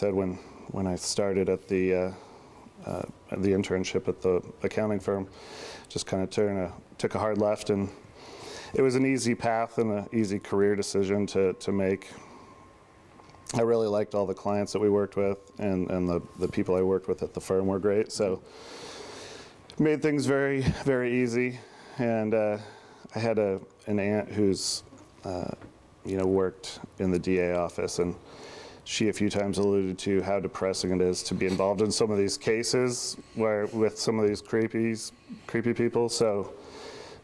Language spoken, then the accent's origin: English; Wilsonville, Oregon, United States; also born or lived in Portland, Oregon; I grew up actually originally from Southeast Portland. Then we moved to Westland, Wilsonville, and when I was in elementary school. I'm sixth generation Oregonian